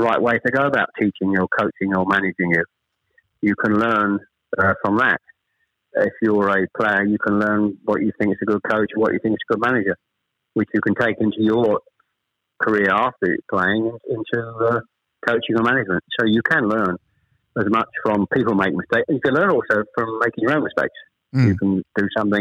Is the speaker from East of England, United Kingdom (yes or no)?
yes; Chelmsford, East of England, United Kingdom; also born or lived in Ashton-under-Lyne, Greater Manchester; I was born in Ashton under Lyne. We actually moved south to Chelmsford when I was probably, I was the eldest of three, when I was probably about 7 or 8